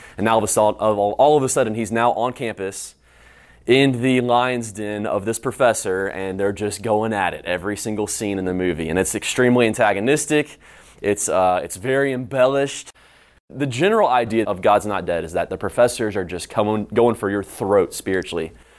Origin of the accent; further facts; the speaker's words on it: High Point, North Carolina, United States; moved away as an adult; now in Houston, United States; I'm from High Point, North Carolina, just right down the road